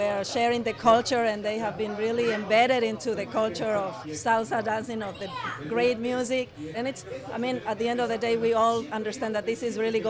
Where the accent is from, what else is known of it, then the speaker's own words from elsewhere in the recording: Loja, Ecuador; English is a second language; moved away as an adult; also born or lived in Nebraska / Colorado / Washington, D.C.; now in Los Angeles, United States; Yes, I am from Loja, and I came like about 22 years ago, went to Nebraska, of course, and then I went in Colorado and Washington, D.C., and then I came to Los Angeles